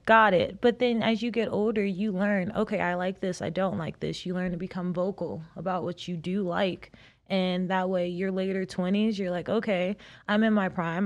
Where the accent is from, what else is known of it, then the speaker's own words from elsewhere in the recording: South Carolina, United States; moved away as an adult; now in Las Vegas, United States; I'm a girl from South Carolina